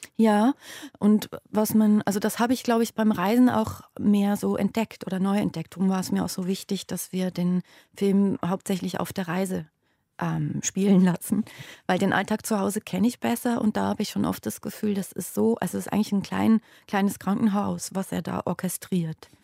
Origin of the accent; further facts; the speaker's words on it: Basel, Basel-Stadt, Switzerland; moved away as an adult; Basel ist meine Heimatstadt und da habe ich die ersten 30 Jahre meines Lebens gelebt